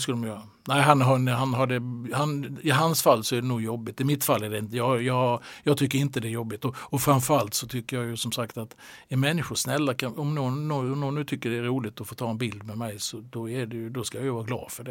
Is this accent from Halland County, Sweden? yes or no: yes; Halmstad, Halland County, Sweden; moved away as an adult; now in Norrköping, Sweden; Halmstad är ju hem för mig fortfarande